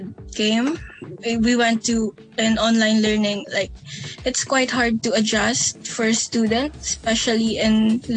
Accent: Philippines; now in Hong Kong; I'm from the Philippines. I came here in, I think, August 2017.

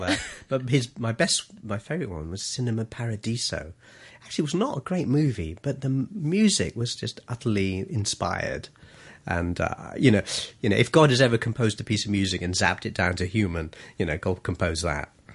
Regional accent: Colombo, Western Province, Sri Lanka; also born or lived in England; now in Hong Kong; I was, uh, born in, uh, a place called Colombo, Sri Lanka.

